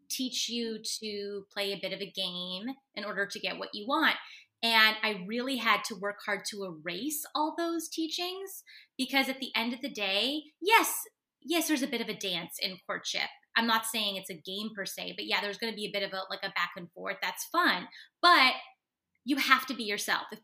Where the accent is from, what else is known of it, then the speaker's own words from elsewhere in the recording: Canada; especially being a Canadian woman, it's a lot of sorry, sorry